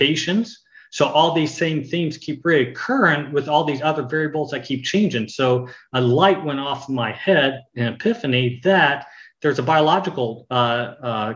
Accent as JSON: {"language": "English", "town": "Bedford", "region": "Texas", "country": "United States", "tie": "born or raised there", "said": "I grew up in Texas, in Bedford, Texas"}